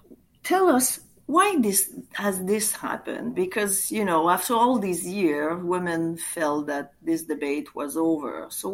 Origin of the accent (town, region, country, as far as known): Canada